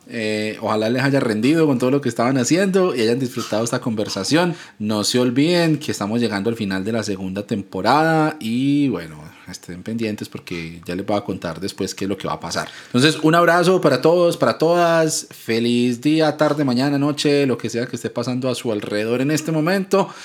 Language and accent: Spanish; Ibagué, Tolima, Colombia; now in Medellín, Colombia; Vivo en Medellín, pero soy de una ciudad de, más pequeñita al centro del país, se llama Ibagué, nací en Ibagué